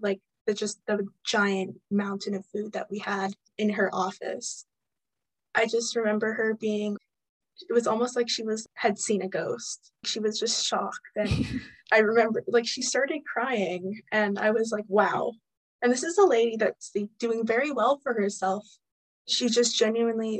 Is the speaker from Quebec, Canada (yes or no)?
no; Maple Ridge, British Columbia, Canada; I'm from Maple Ridge originally